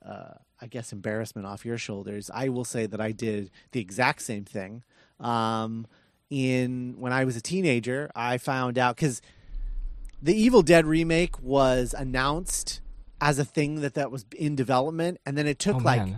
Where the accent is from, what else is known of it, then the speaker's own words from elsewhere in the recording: Indiana, United States; I'm from Indiana.